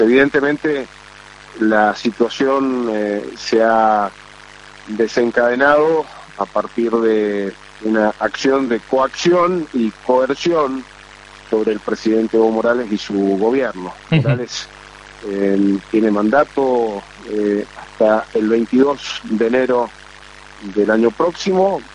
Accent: Argentina; como argentino

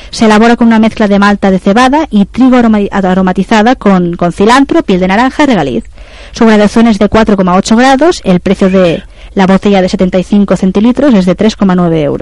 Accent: Spain; Esa mm. es otra leyenda. Somos eh

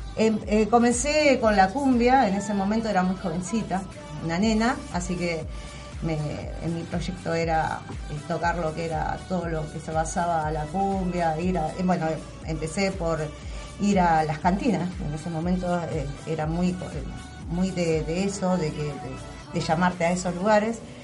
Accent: La Matanza, Buenos Aires Province, Argentina; nosotros somos artistas matanceros

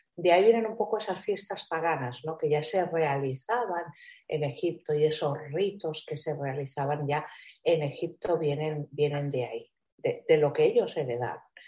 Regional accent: Spain; aquí en mi tierra, en España, ¿no? Sobre todo en el sur de España

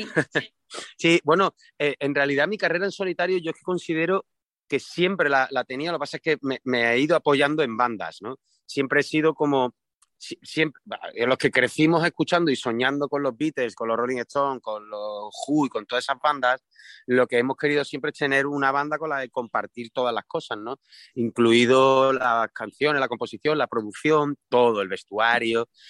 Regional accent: Seville, Andalusia, Spain; en Triana, que es de donde yo soy

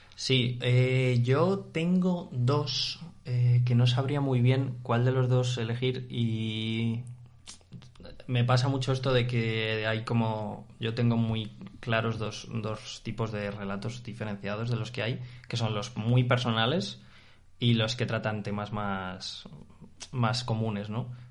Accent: Spain

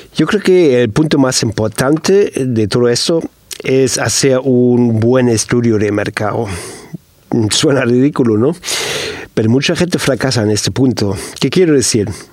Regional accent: Germany; Y te lo digo como alemán

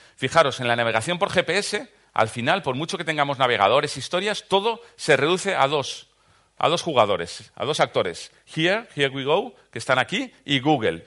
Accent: Valencian Community, Spain; soy valenciano, de los del Caloret

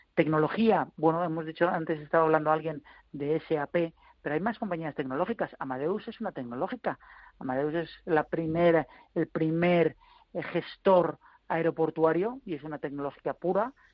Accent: Spain; como españoles

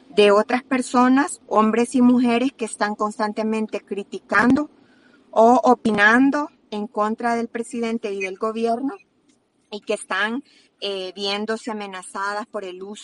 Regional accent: El Salvador; otra de las grandes preocupaciones como salvadoreños es que ese mismo día también eh, quitaron, ¿verdad?, de golpe a la sala constitucional

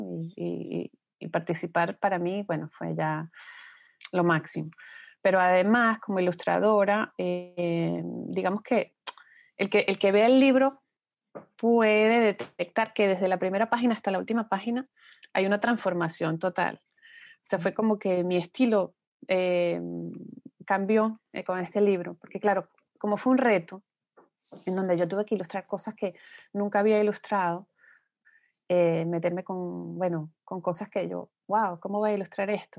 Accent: Venezuela; moved away; somos venezolanos, que estamos regados por todas partes del mundo

